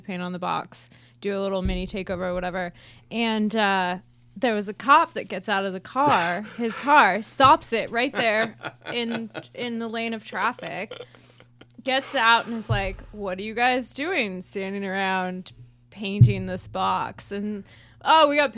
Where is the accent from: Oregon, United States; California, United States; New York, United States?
California, United States; La Verne; LA, born and raised.